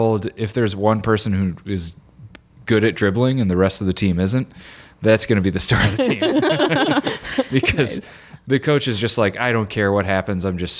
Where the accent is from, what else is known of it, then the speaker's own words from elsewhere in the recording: Joliet, Illinois, United States; I grew up in Joliet, Illinois, which is like an hour and a half southwest of Chicago.